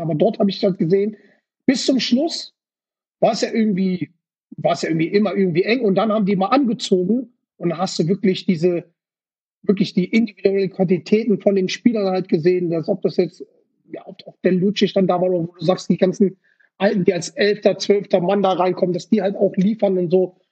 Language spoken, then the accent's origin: German; Ruhr area, North Rhine-Westphalia, Germany; ich komme aus dem Pott